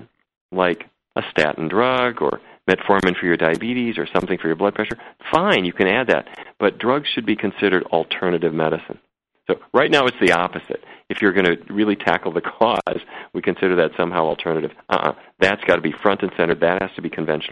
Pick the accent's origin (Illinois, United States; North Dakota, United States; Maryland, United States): North Dakota, United States; I grew up in North Dakota